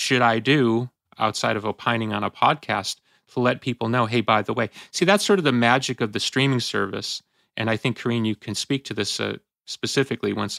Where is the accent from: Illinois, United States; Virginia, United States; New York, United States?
Illinois, United States; Chicago; I grew up in Chicago